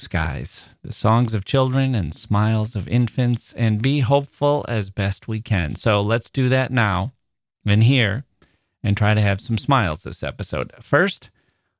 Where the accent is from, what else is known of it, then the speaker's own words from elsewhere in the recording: Midwest, United States; I'm a Midwesterner